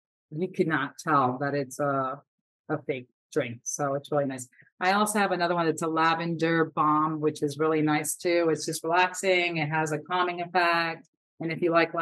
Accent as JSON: {"language": "English", "region": "South Florida", "country": "United States", "said": "I'm from South Florida, so we have lots of tropical fruit here"}